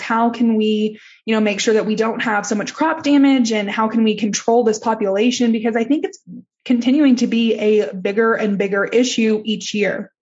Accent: Texas, United States; I'm from Texas

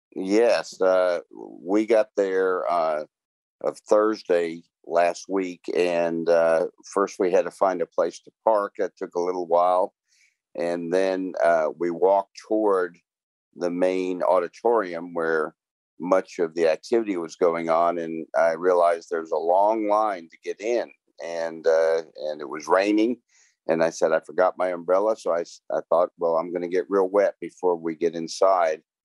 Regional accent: New York, United States; moved away; I'm originally from New York

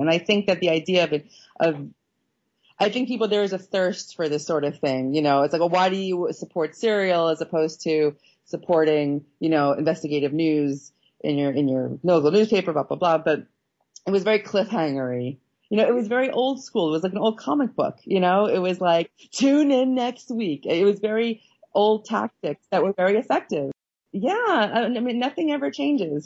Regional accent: Long Island, New York, United States; I'm from Long Island. I'm like this Long Island Jewish person

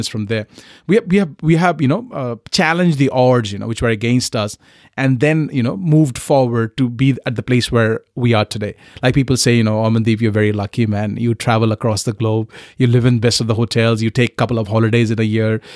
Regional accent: Kolkata, West Bengal, India; English is a second language; moved away as an adult; also born or lived in Punjab / Newcastle, United Kingdom; I was very blessed uh, to be born and brought up in Calcutta

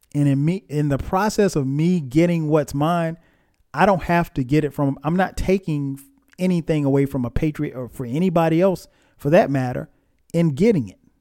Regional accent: Florence, South Carolina, United States; I grew up in Florence, South Carolina

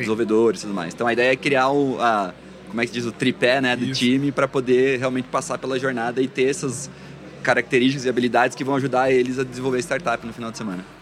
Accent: Santa Catarina, Brazil; also born or lived in Florianópolis / Balneário Camboriú; Hoje moro em Floripa, sou de Santa Catarina, mas já vivi aí em várias cidades do estado

